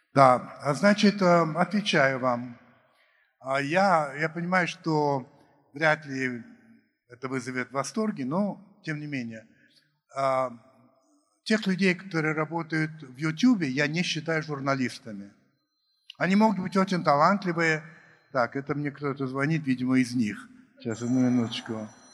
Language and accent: Russian; United States; moved away; я рос в Америке